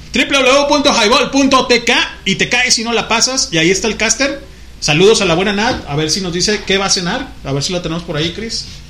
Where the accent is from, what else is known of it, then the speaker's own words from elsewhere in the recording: Tecomán, Colima, Mexico; now in Guadalajara, Mexico; allá en Tecomán, Colima, de donde soy originario, nativo. Oriundo.